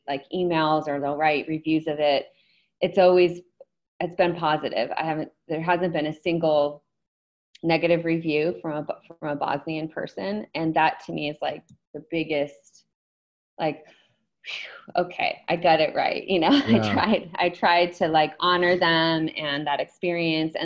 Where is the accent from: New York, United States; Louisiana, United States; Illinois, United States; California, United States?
New York, United States; I grew up on the East Coast in New York and upstate, and I was picturing like the basement I had growing up